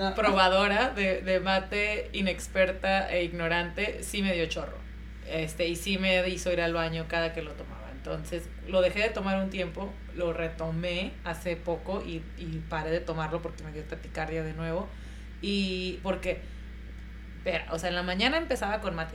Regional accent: Mexico; yo como mexicana

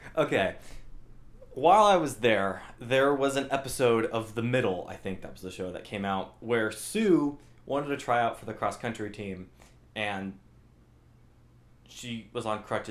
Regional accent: Albuquerque, New Mexico, United States; I grew up in New Mexico, Albuquerque, New Mexico.

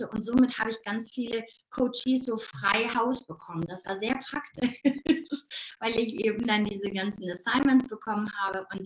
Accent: North Rhine-Westphalia, Germany; accent: Ruhrpott dialect; Ich komme aus dem Ruhrpott. Also man hört meinen Dialekt manchmal immer noch und das ist auch gar nicht schlimm.

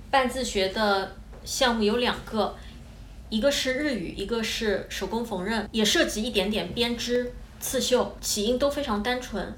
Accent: China; moved away as an adult; also born or lived in Scotland; now in Japan; 我作为一个中国人

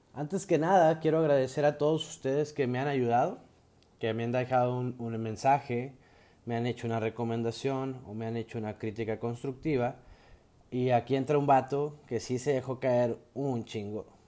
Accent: Mexico; como buen mexicano que soy

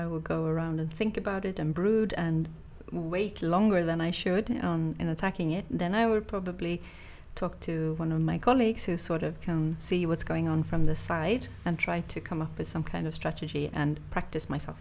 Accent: Sweden; growing up in Sweden

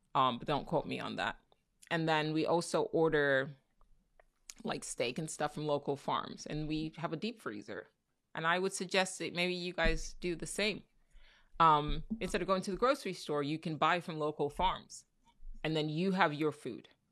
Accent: Nigeria; now in United States; I'm Nigerian. I'm a proud Nigerian

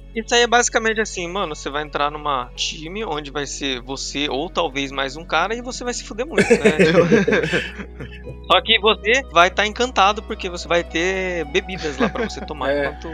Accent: Curitiba, Paraná, Brazil; also born or lived in Campo Grande; eu sou de Curitiba

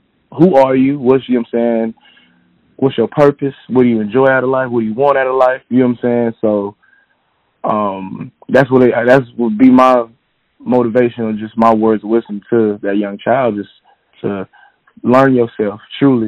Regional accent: Atlanta, Georgia, United States; also born or lived in Florida; So I'm from Atlanta, Georgia. Born and raised.

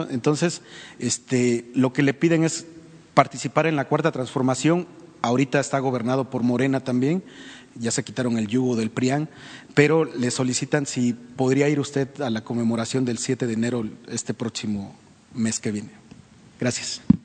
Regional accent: Veracruz, Mexico; yo soy originario de Veracruz

